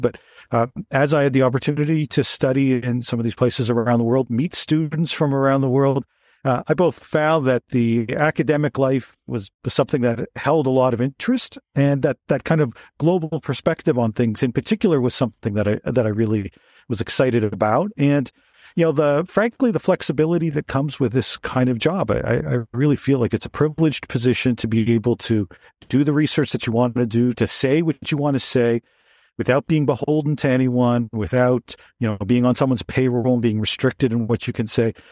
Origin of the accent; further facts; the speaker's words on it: Toronto, Ontario, Canada; I'm from Toronto originally